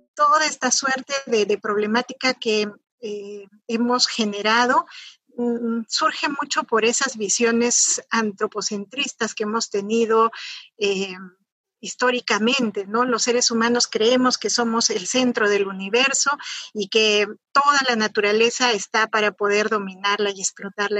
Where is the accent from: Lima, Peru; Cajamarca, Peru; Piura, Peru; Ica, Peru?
Cajamarca, Peru; yo soy de Cajamarca, yo soy de una provincia que además es la más pobre del país